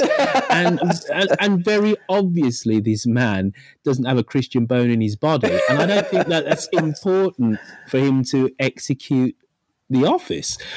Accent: United Kingdom; being a Brit

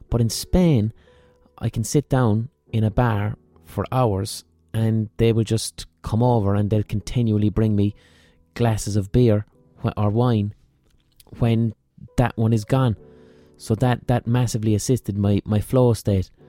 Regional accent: Ireland; I'm Irish

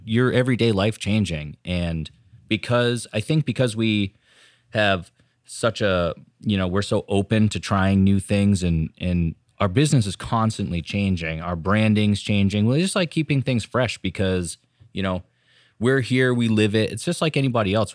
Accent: Raymond, New Hampshire, United States; also born or lived in Portland, Maine / Exeter, New Hampshire; now in Hampton, United States; we both grew up in Raymond.

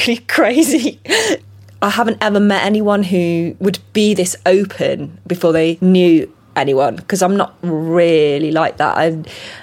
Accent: Salford, North West England, United Kingdom; also born or lived in Tokyo, Japan; I was born in Tokyo and I was raised in Salford, which is near Manchester.

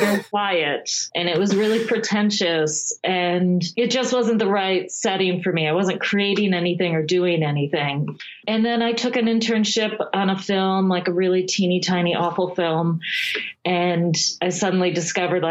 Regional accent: Midwest, United States; moved away as an adult; also born or lived in New York; I grew up in the Midwest

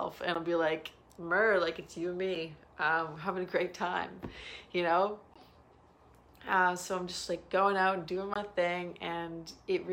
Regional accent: Toronto, Ontario, Canada; I'm from Toronto. I'm in BC.

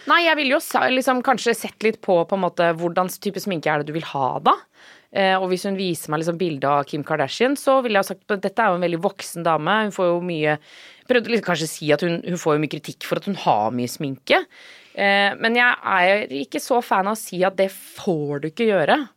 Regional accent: Norway; Men eh, jo, det er jo enten det eller å være hjemme i Norge, da.

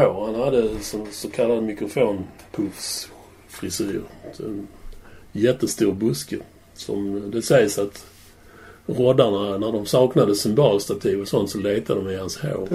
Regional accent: Malmö, Skåne, Sweden; jag var ju uppvuxen i Limhamn

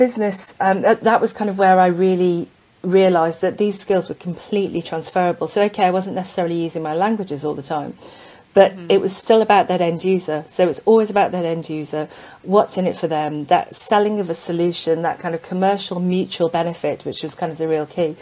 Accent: South Wales, United Kingdom; I grew up in South Wales

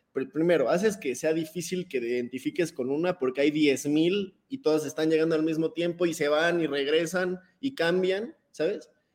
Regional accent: Mexico

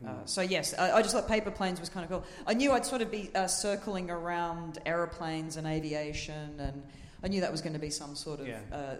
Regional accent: Australia

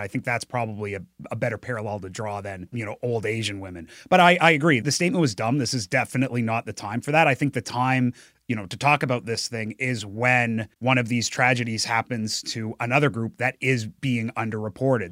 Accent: New Brunswick, Canada; moved away; I'm from New Brunswick, and I, I was living in New Brunswick ten years ago

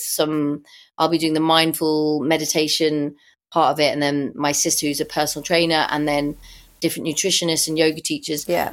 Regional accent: London, United Kingdom; I was born in Primrose Hill. I lived there in the 60s.

